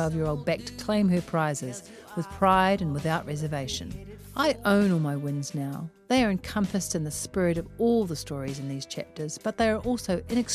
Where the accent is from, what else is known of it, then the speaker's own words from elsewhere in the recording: Auckland, New Zealand; I was born in West Auckland